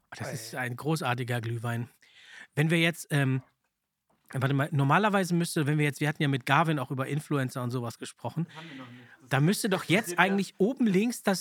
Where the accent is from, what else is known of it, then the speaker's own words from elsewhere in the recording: Czechia; ich komme ja aus der Tschechoslowakei mhm. und da gab es keinen Weihnachtsmann.